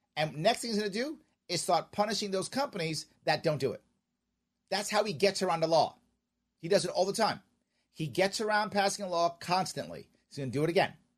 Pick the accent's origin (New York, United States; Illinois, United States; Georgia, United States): New York, United States; New York City; We are both from Queens